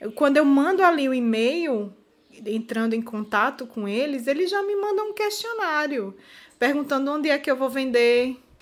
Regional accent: Brazil; moved away as an adult; now in Portugal; eu era a única brasileira

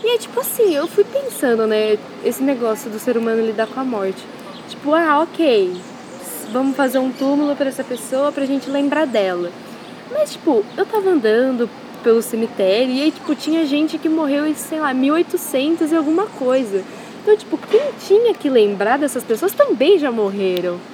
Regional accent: Itirapina, São Paulo, Brazil; eu sou de Tirapina

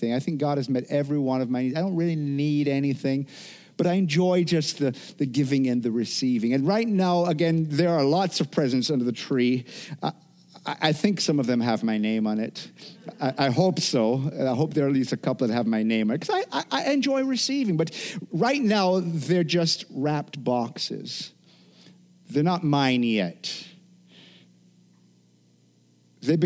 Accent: Jamaica; moved away; From growing up in Jamaica

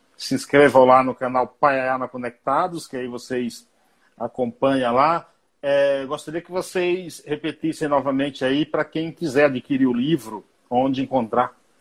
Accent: Bahia, Brazil; sou baiano

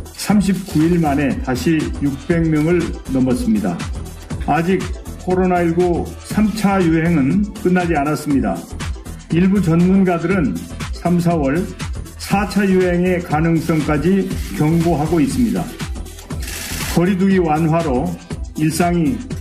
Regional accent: Seoul, South Korea; 저는 사실 서울에서 태어나서 서울에 계속 살았고

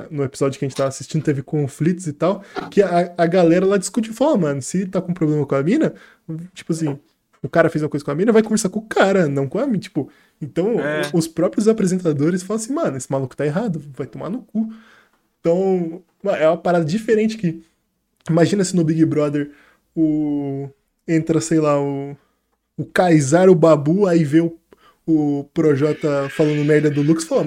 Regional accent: Florianópolis, Santa Catarina, Brazil; Mano, sou de Floripa, você pega esses três, três meses, condensa.

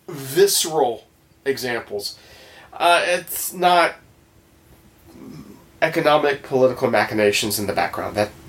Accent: Miami, Florida, United States; we're from Miami.

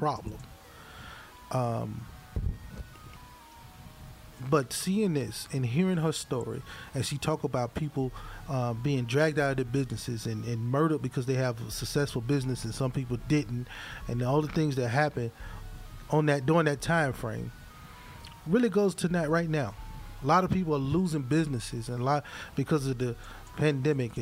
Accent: Hattiesburg, Mississippi, United States; now in Columbia, United States; my hometown, Hattiesburg

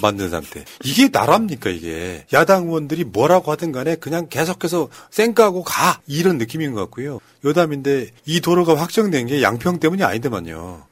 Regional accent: Andong, North Gyeongsang, South Korea; 저는 안동 안동 사람인데

